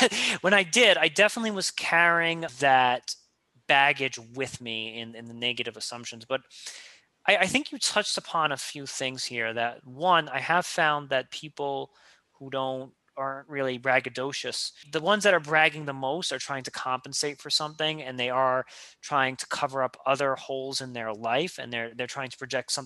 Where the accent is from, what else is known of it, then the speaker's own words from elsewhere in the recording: New York, United States; that cynicism as a New Yorker just lives with inside me